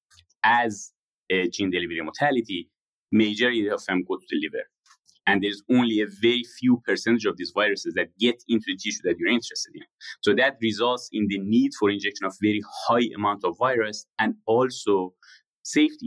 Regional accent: Shiraz, Fars, Iran; moved away; I was born in Shiraz in Iran to a middle-class family.

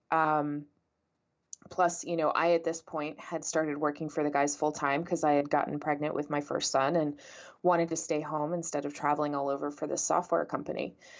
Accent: San Antonio, Texas, United States; moved away as an adult; also born or lived in Florida / New Jersey / England; I was born and raised in San Antonio, Texas

